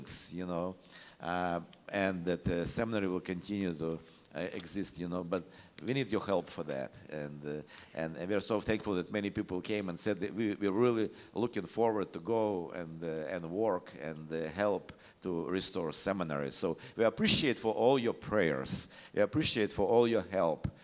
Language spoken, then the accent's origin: English; Ukraine; we came from Ukraine, and in Ukraine we have different kind of ministries